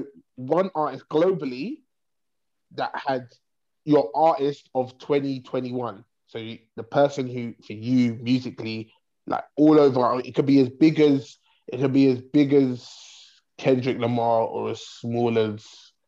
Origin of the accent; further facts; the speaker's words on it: England, United Kingdom; so outside of Croydon, right, in terms of us as English people are spoiled with ….